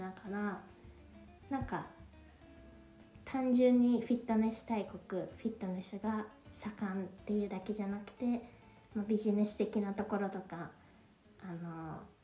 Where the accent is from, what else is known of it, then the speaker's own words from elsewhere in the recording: Japan; moved away as an adult; now in Paris, France; 育ちは日本なんですけど